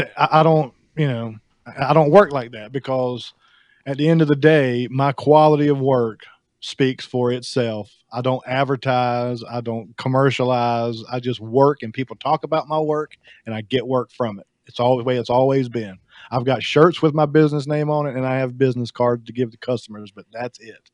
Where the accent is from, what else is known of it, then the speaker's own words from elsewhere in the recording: the South, United States; I'm from the South